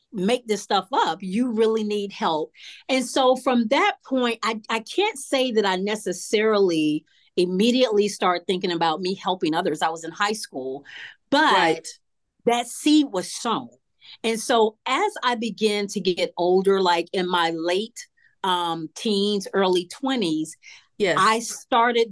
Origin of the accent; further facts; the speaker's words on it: Atlanta, Georgia, United States; I grew up here in Atlanta, Southwest Atlanta, in a single parent home with my mother